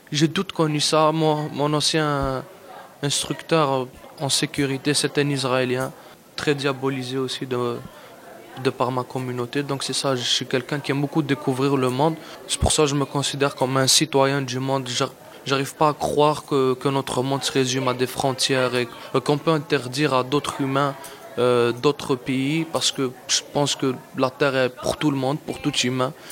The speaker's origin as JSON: {"language": "French", "country": "Algeria", "also_born_or_lived": "Mexico", "moved": "yes", "lives_now": "Canada", "said": "je suis algérien, je suis né en Algérie. J'habitais au Mexique."}